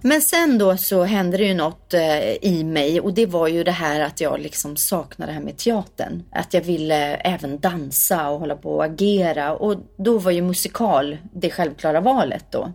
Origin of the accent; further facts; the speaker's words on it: Värmdö, Stockholm County, Sweden; jag kommer från Värmdö eh, mm. eh, som ligger fyra mil utanför Stockholm. Eh, från landet verkligen. Växte upp med jättemycket körsång